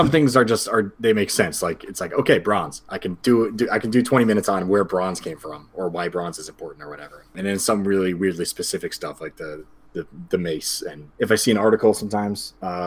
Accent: Yonkers, New York, United States; now in Beacon, United States; I grew up in Yonkers, which is just outside of New York City. So I've been here kind of my whole life.

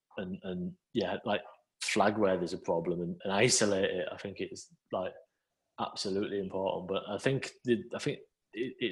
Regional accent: Scarborough, Yorkshire and the Humber, United Kingdom; I was one printer from Scarborough at Leeds

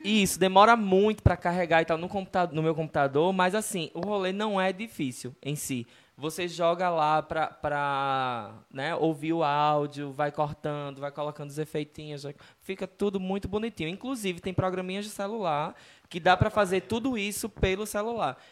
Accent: Northeast Region, Brazil; de onde a gente vem, né, do Nordeste

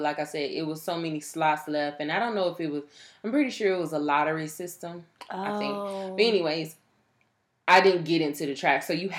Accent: Fort Worth, Texas, United States; TCU is in my hometown where I grew up.

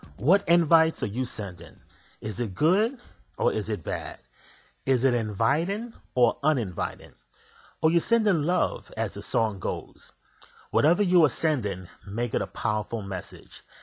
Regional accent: New York City, New York, United States; As a kid, I was growing up in Manhattan

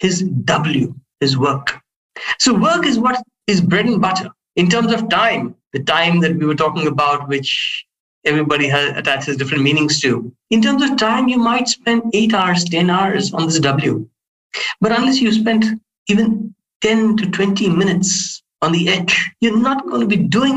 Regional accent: India; I come from India

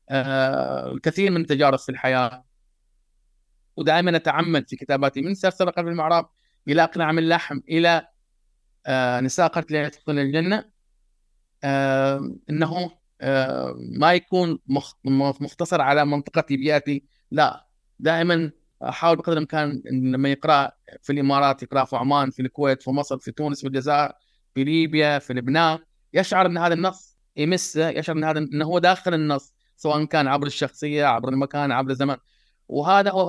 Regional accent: Tarut, Eastern Province, Saudi Arabia; born there; … إنسان من المملكة العربية السعودية آه عربي آه من مواليد جزيرة تاروت آه شرق المملكة العربية السعودية

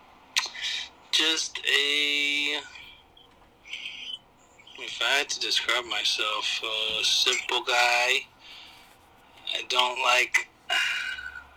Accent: Long Beach, California, United States; I was born and raised in Long Beach, California. I still live in Long Beach to this day

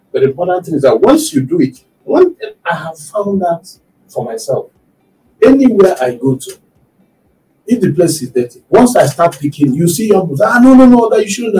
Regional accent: Nigeria

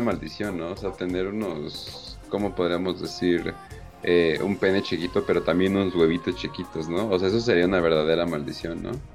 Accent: Mexico; como mexicano

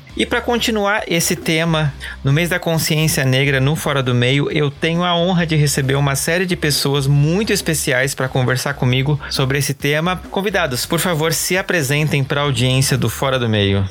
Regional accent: Santa Catarina, Brazil; Eu sou de Santa Catarina, né? Como vocês já estão carecas de saber. E eu lembro, assim, de uma situação que foi muito clara para mim. Eu cresci numa cidade que é colonizada por alemães

